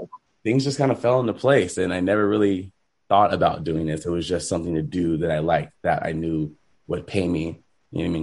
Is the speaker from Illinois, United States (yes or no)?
no; Rancho Cucamonga, California, United States; I grew up in Rancho Cucamonga, so very kind of diverse area